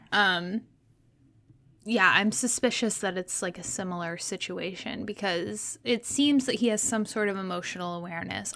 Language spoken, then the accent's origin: English; Texas, United States; moved away; also born or lived in Indiana